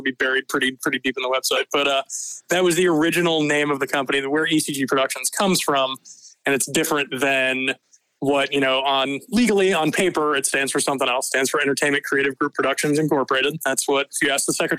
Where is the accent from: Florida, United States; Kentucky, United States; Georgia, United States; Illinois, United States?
Georgia, United States; Atlanta; I was born in Atlanta, Georgia at Northside Hospital, the same place where both my kids were born